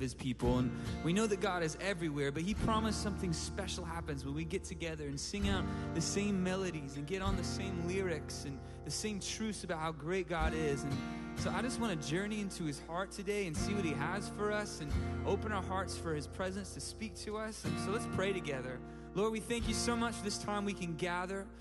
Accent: San Diego, California, United States; I'm from San Diego, California

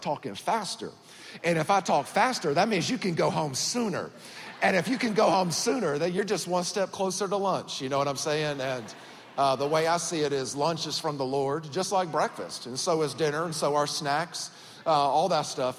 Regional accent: Georgia, United States; born or raised there; accent: country; also born or lived in Miami, Florida

